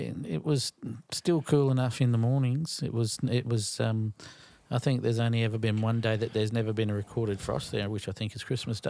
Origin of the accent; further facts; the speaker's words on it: Australia; I'm from Australia.